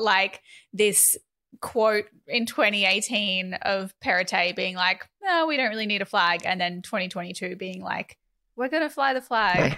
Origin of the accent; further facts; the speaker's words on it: Northern Rivers, New South Wales, Australia; I was born and raised in the northern rivers of New South Wales